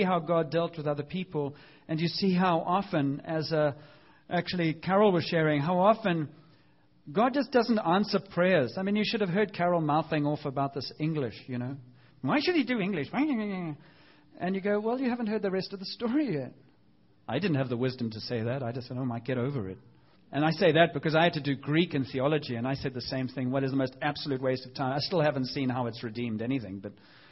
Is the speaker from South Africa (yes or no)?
yes; South Africa; growing up in South Africa